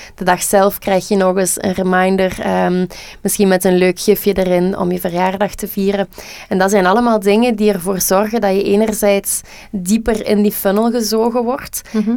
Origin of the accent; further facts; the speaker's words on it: Flanders, Belgium; wij als Vlamingen